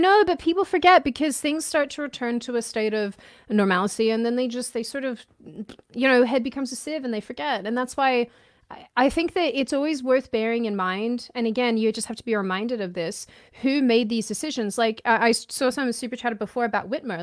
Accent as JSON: {"language": "English", "region": "Victoria", "country": "Australia", "tie": "born or raised there", "moved": "yes", "lives_now": "United States", "said": "growing up in Australia"}